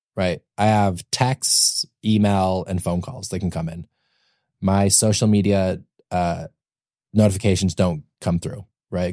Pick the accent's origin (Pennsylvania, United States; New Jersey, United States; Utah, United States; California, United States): Utah, United States; moved away as an adult; also born or lived in Austin, Texas; now in Los Angeles, United States; I grew up in Utah